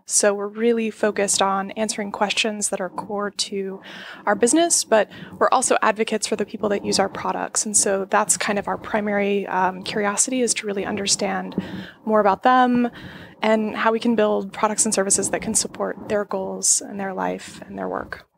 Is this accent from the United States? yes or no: yes; Florida, United States; I grew up in Florida, which is a totally strange place to grow up